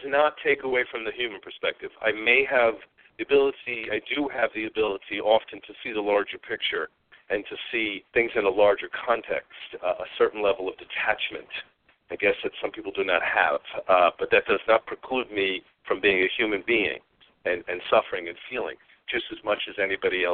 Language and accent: English; New York, United States; moved away; I am from New York originally.